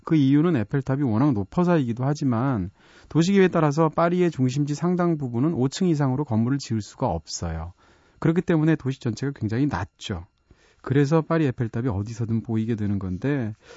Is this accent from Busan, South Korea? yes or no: no; Seoul, South Korea; 서울에서는 어디만 가도 어렸을 때 살던 그런 지역만 가도 그때 내가 태어난 곳이 여긴가 싶기도 하고 초등학교가 여기 근처 어디 있었는데 싶기도 하잖아요.